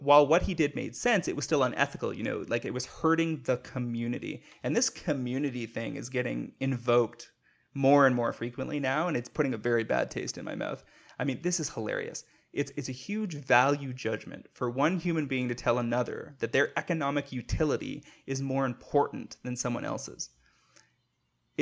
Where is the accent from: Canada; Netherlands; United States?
Canada; I'm a Canadian